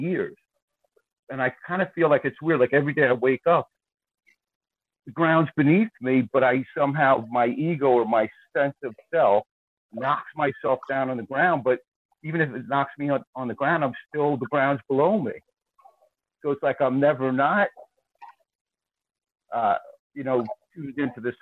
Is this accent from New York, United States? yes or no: yes; Long Island, New York, United States; I'm also from Long Island